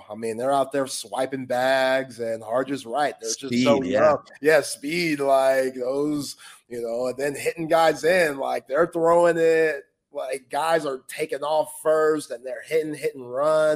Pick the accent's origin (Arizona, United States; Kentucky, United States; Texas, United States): Texas, United States; I'm a Texan through and through